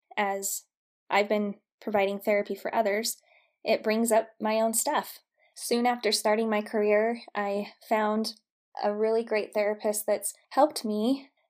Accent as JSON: {"language": "English", "town": "St. George", "region": "Utah", "country": "United States", "tie": "born or raised there", "said": "I grew up in St. George, Utah"}